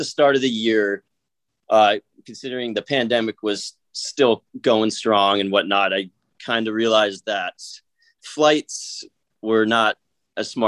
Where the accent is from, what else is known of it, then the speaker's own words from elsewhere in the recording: Seattle, Washington, United States; I'm from Seattle